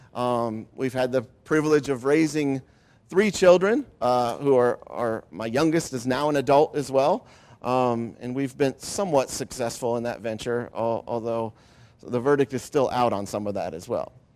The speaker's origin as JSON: {"language": "English", "region": "Ohio", "country": "United States", "tie": "born or raised there", "also_born_or_lived": "Grand Rapids, Michigan", "said": "moved, uh, before starting school to the great state of Ohio. And so I grew up in Ohio"}